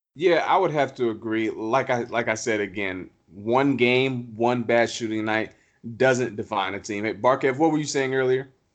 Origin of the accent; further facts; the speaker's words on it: Hampton, Virginia, United States; I'm from Hampton, Virginia, Newport News